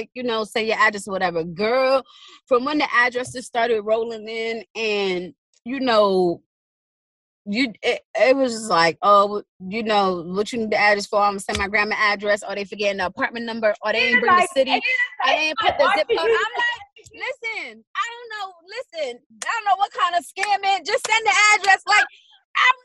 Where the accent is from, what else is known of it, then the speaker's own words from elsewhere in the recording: New York City, New York, United States; I'm from Brooklyn